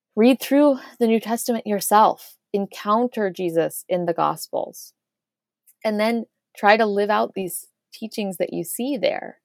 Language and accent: English; Irvine, California, United States; moved away as an adult; also born or lived in Cambridge, Massachusetts; I grew up in the United States, in Orange County